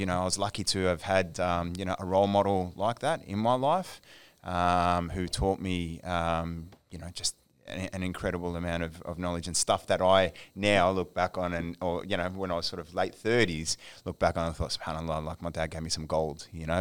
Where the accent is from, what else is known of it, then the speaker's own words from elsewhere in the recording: Melbourne, Victoria, Australia; moved away; I'm of Egyptian heritage, born and raised in Melbourne